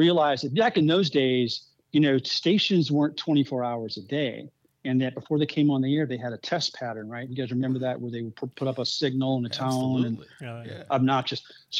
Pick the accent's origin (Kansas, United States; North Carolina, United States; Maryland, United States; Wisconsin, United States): North Carolina, United States; Raleigh; also born or lived in Southern California; my mom was from in Virginia Beach and my dad was from just south of Columbia, and he was a stockbroker for Merrill Lynch. And so Raleigh is basically home. It's where I grew up.